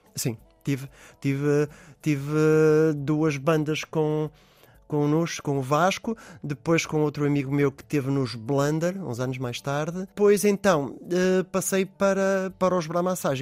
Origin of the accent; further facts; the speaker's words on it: Porto, Porto District, Portugal; also born or lived in London; no local onde eu nasci, mais concretamente ali muito perto da zona da Corujeira